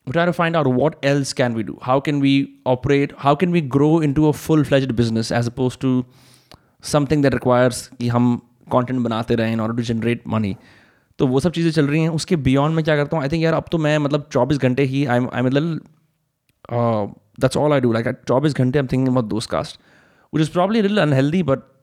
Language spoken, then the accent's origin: Hindi; Faridabad, Haryana, India; मैं भी फरीदाबाद का